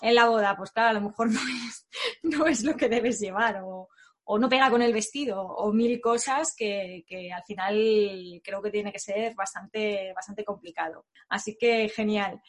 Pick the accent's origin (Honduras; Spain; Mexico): Spain; Barcelona, Catalonia; él y yo somos de, Barcelona